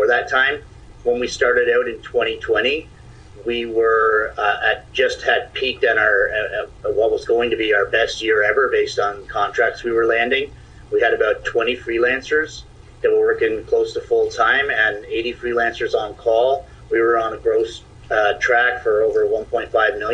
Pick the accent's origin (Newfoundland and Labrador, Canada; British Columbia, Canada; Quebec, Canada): Newfoundland and Labrador, Canada; Stephenville; moved away as an adult; also born or lived in Toronto, Ontario; I'm from Stephenville, Newfoundland. Relocated to Toronto in 2004, where I lived for 16 years, returning to Stephenville in December 2020